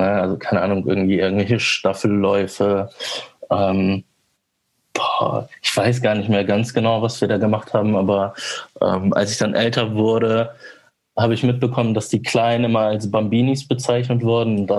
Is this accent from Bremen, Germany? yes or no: yes; Vegesack, Bremen, Germany; Also ich bin auch in Fegesack zur Schule gegangen.